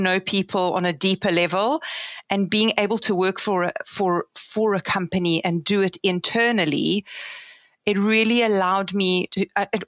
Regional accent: South Africa; also born or lived in Israel; now in United Kingdom; I was born in Israel, but I moved to South Africa when I was 8 years old. So I consider myself quite South African. Grew up in South Africa, went to school in South Africa

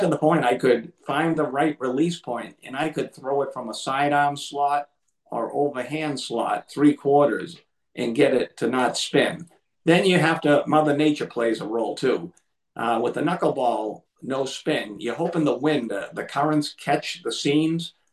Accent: Lynn, Massachusetts, United States; I'm from Massachusetts

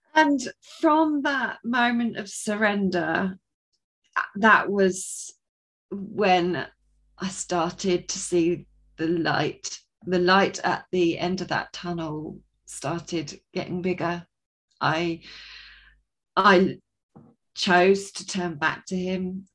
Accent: Sussex, South East England, United Kingdom; I am from Sussex in England, so just on the south coast there

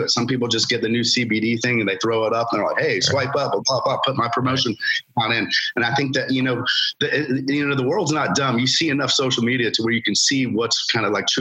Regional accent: Lake Alfred, Florida, United States; I grew up in Lake Alfred in Polk County

